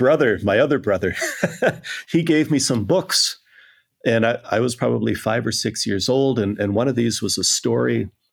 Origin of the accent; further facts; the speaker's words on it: southern Minnesota, United States; moved away as an adult; also born or lived in Pasadena; now in Copenhagen, Denmark; I come from a small town in Minnesota, in southern Minnesota. My father was a Presbyterian minister there, and I guess I grew up influenced by him and by my older siblings. And I'm the youngest of 5 children.